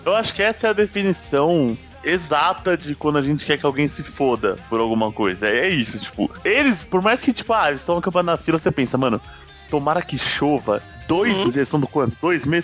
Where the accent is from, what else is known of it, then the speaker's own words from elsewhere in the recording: São Paulo, Brazil; somos de São Paulo